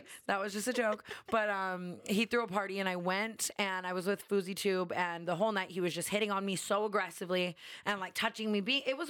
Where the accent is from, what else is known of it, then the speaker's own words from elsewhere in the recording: Las Vegas, Nevada, United States; I grew up in Vegas.